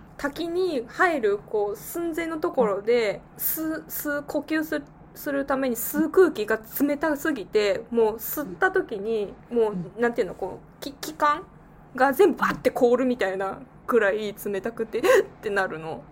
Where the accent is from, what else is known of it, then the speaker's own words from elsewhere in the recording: Gifu, Japan; 東海は東海でも岐阜出身